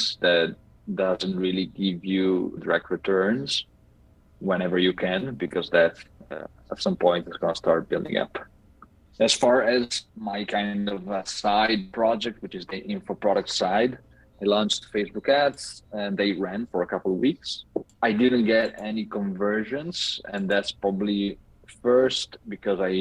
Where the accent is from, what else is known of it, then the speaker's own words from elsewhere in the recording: Italy; moved away; I'm calling in from Italy, back home for a week